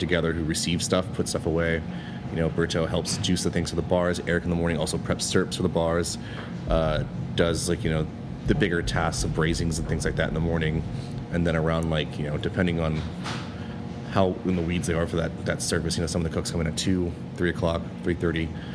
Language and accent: English; Huntington Beach, California, United States; moved away as an adult; now in Los Angeles, United States; I'm originally from Orange County, from a town called Huntington Beach